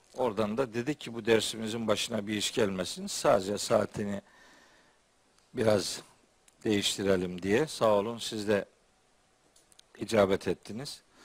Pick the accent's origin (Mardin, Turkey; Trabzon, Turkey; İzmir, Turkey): Trabzon, Turkey; bir Trabzonlu olarak